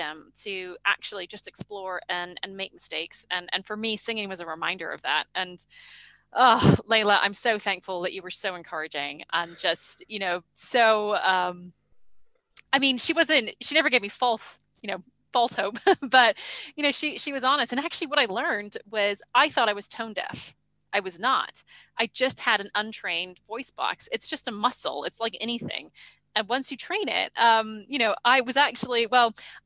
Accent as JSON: {"language": "English", "country": "Canada", "tie": "born or raised there", "also_born_or_lived": "New Zealand", "moved": "yes", "said": "I grew up in Canada"}